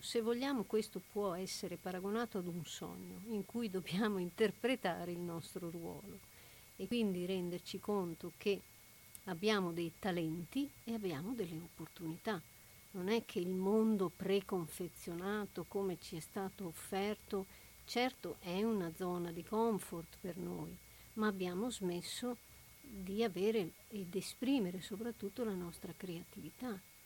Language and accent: Italian; Italy